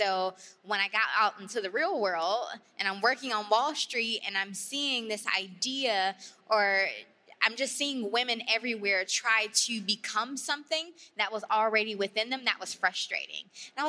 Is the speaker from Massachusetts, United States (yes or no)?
no; Detroit, Michigan, United States; So I grew up in Detroit, and Detroit is a black city. When I describe, like, who I am as a person, it's like, I come from Detroit, which is 85% black. I went to a HBCU. I went to FAMU.